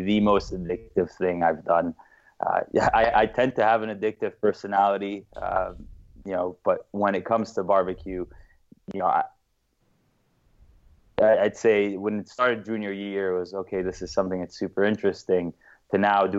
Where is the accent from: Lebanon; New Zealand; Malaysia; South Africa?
Lebanon; now in United States; originally, I am from Lebanon. I was born in the States, grew up here for a bit, but I studied at a Jesuit French school in Lebanon